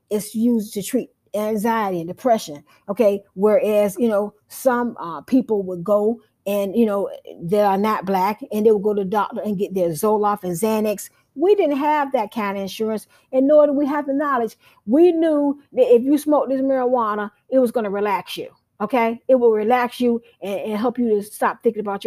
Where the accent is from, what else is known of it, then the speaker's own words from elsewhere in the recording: United States; as being African American